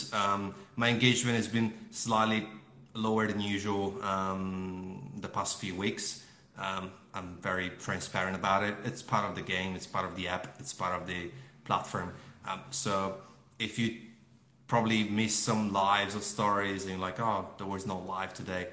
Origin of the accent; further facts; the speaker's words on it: Melbourne, Victoria, Australia; give back to Melbourne people, my people. So I'm from Melbourne